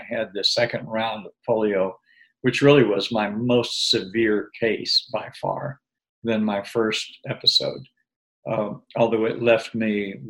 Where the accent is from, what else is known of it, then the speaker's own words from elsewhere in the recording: Berkeley, California, United States; I was born in Berkeley, California